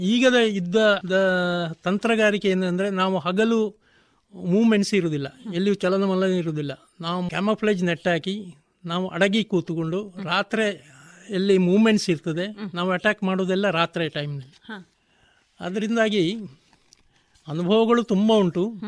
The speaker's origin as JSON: {"language": "Kannada", "town": "Puttur", "region": "Karnataka", "country": "India", "tie": "born or raised there", "also_born_or_lived": "Mumbai"}